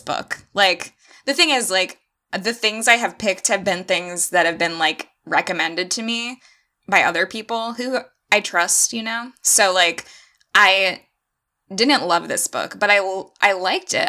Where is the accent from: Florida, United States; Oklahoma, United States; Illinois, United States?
Florida, United States; I'm from Florida